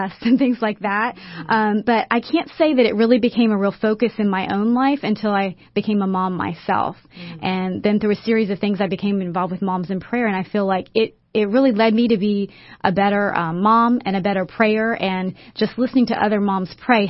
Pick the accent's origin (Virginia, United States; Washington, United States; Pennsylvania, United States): Virginia, United States; Lynchburg; I grew up in Lynchburg, Virginia, and I grew up in a Christian home.